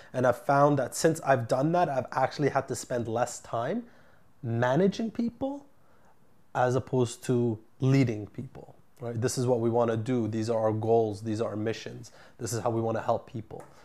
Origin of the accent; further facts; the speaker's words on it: Ottawa, Ontario, Canada; moved away as an adult; now in Vancouver, Canada; I moved here from my hometown of Ottawa, my network, my family, everybody's still there